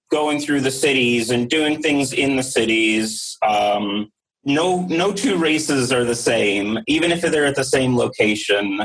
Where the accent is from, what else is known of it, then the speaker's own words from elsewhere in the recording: Mount Airy, Maryland, United States; I grew up in Mount Airy, Maryland